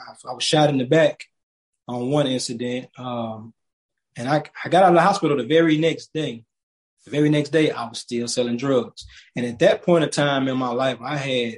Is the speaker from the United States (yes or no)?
yes; Alabama, United States; moved away; me growing up in Alabama and my mom and my grandma instilling faith in me